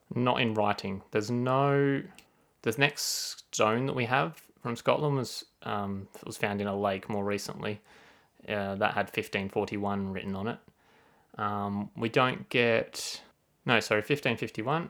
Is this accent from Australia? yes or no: yes; Australia; As an Australian